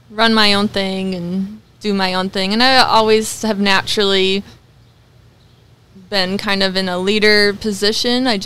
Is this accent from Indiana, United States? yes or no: no; Sauk Centre, Minnesota, United States; born there; Sauk Centre.